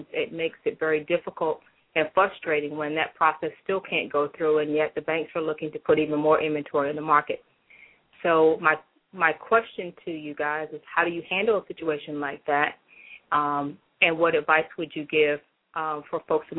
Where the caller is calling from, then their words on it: Washington, District of Columbia, United States; I'm calling from the Washington, D.C. area.